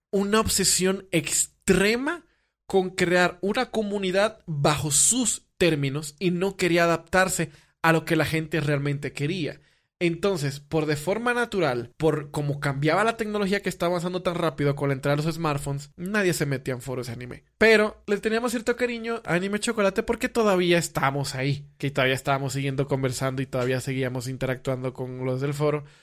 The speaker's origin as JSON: {"language": "Spanish", "country": "Dominican Republic", "said": "Ah, eres de Venezuela, yo soy dominicana. Ah, qué padre, tenemos acentos parecidos."}